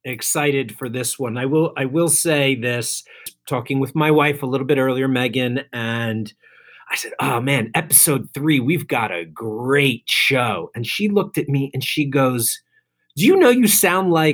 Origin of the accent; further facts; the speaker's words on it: New Jersey, United States; So it was cool to bring him to my hometown.